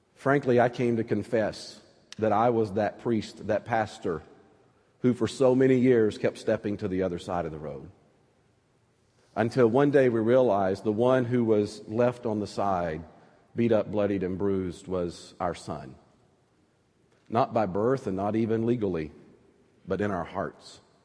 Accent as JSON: {"language": "English", "region": "North Alabama", "country": "United States", "tie": "born or raised there", "accent": "southern", "moved": "yes", "said": "Growing up in North Alabama, we would pray for snow every year"}